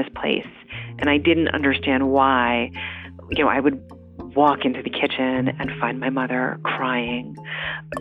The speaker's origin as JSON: {"language": "English", "town": "Nyack", "region": "New York", "country": "United States", "tie": "born or raised there", "moved": "yes", "lives_now": "Cambridge, United States", "said": "I was born in the Hudson River Valley in a town that a lot of people know. It's sort of a popular town outside the city called Nyack."}